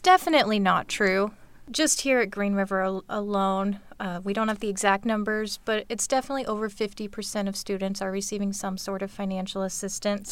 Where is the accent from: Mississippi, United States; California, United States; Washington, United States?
Washington, United States; Auburn; I'm actually from Auburn. Uh, grew up, moved here when I was five. Uh, grew up in the Auburn School District